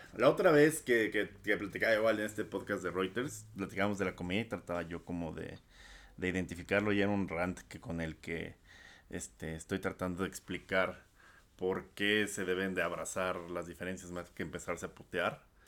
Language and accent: Spanish; Mexico; al ser nosotros de esa nacionalidad